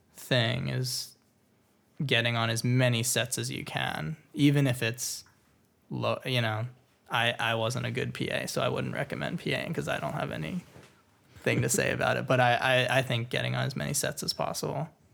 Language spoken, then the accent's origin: English; Florida, United States; now in Los Angeles, United States; I grew up in Florida, so moving to L